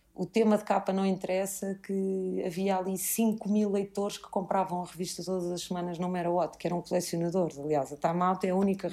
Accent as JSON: {"language": "Portuguese", "region": "Lisbon", "country": "Portugal", "said": "nós, como lisboetas"}